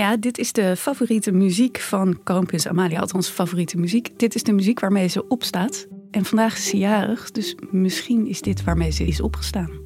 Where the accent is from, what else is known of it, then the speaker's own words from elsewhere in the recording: Netherlands; als Nederlanders